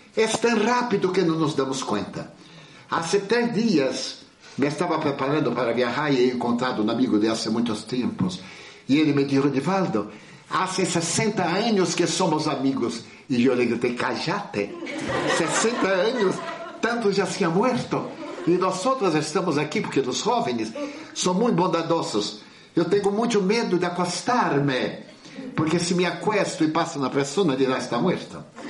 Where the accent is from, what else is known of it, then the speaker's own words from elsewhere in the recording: Bahia, Brazil; como um bom baiano brasileiro